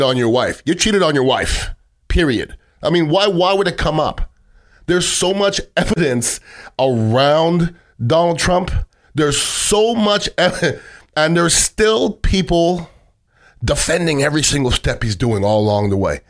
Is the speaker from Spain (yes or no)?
no; Canada; now in United States; I grew up in Canada, but I'm an American citizen